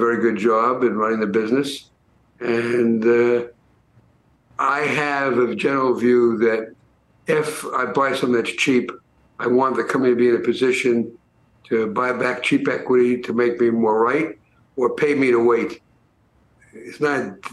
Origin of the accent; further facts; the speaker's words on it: New York City, New York, United States; I grew up in the Bronx